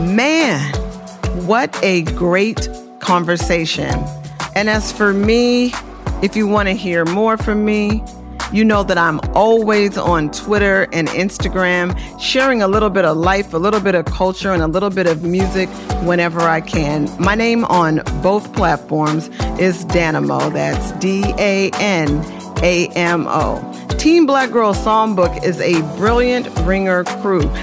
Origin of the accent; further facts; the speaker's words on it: Oakland, California, United States; also born or lived in New York; now in Los Angeles, United States; I'm not just from Oakland, I'm from East Oakland